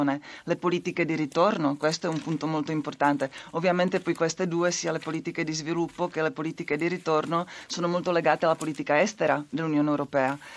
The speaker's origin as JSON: {"language": "Italian", "country": "Czechia", "second_language": "Italian", "said": "il mio paese, la Repubblica Ceca"}